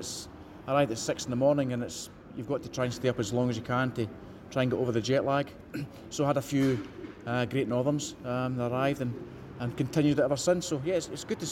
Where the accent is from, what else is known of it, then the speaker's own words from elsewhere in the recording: Troon, Scotland, United Kingdom; it's a small town called Troon. Anybody that golfs out there for the British Open has been at Royal Troon. That's my hometown